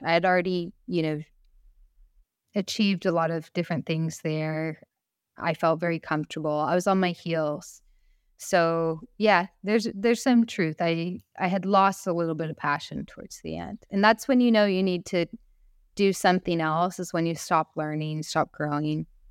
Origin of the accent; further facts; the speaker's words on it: United States; also born or lived in San Francisco; I am so lucky to be born in America and raised as an American woman